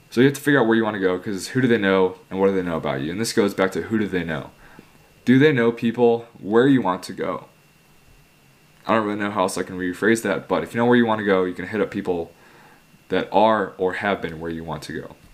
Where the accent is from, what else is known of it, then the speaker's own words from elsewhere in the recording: Chicago, Illinois, United States; I'm from Chicago